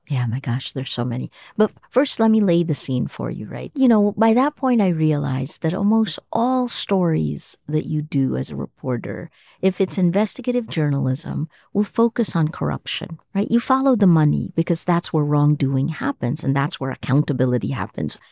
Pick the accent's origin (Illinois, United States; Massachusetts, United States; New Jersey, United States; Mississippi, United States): New Jersey, United States; Toms River; moved away as an adult; also born or lived in Manila; now in Philippines; I was a kid from Tom's River, New Jersey